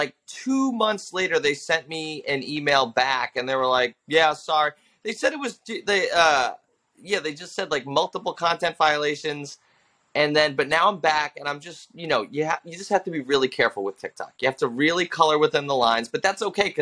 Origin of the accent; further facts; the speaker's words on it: Long Island, New York, United States; I grew up in Long Island